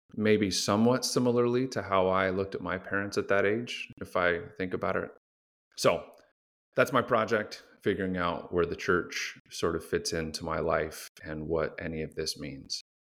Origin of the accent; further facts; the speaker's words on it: Phoenix, Arizona, United States; I grew up in Phoenix